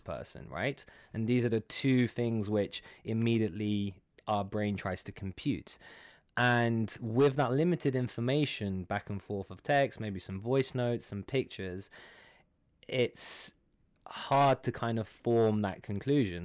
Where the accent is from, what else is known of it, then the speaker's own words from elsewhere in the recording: London, United Kingdom; moved away as an adult; now in Dubai, United Arab Emirates; I'm from London. I'm from Iranian descent